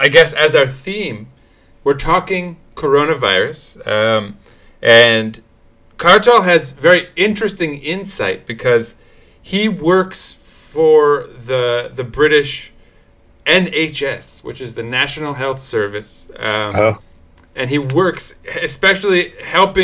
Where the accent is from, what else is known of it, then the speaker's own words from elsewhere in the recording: New York City, New York, United States; I grew up here in New York City.